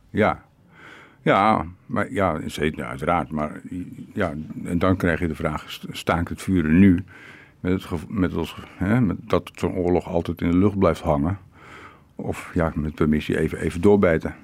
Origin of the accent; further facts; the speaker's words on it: Rotterdam, South Holland, Netherlands; now in Ukraine; geen toerist en geen ex-Nederlander of wat ook. Ex-Rotterdammer